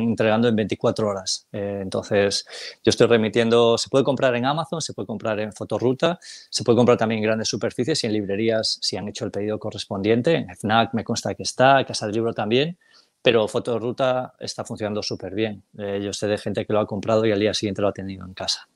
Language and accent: Spanish; Galicia, Spain; soy gallego del 76